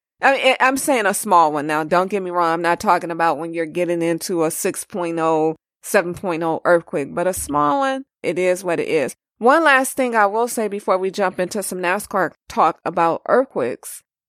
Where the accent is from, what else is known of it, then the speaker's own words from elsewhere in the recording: Los Angeles, California, United States; I'm born and raised in Los Angeles.